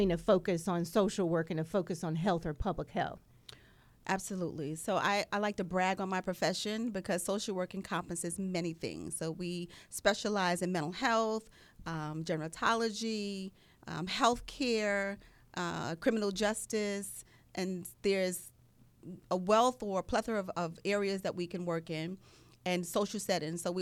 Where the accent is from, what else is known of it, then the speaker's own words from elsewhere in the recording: New York City, New York, United States; moved away; I was born and raised in Long Island City, Queens. I'm a proud community member of Queensbridge Housing Development, where I got my informal training on life.